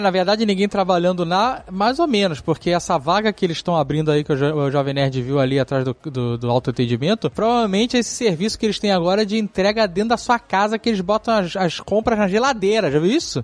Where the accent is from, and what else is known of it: Brazil